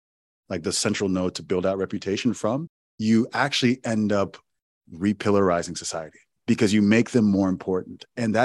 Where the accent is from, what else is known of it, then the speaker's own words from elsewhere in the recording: Owerri, Imo, Nigeria; we had land that in my hometown in Owerri, Nigeria, that was just taken from us.